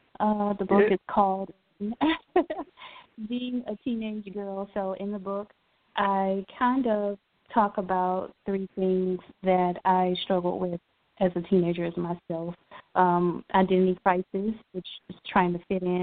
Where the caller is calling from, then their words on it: Columbia, South Carolina, United States; I'm calling from Columbia, South Carolina